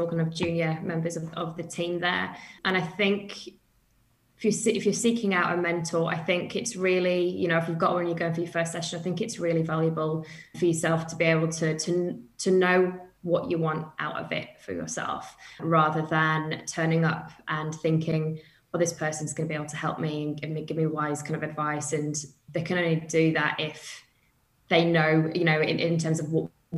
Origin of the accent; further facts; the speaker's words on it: United Kingdom; moved away as an adult; as you can tell from my accent, I'm from the UK. So I've kind of moved to the other side of the world. I did that 8 years ago now.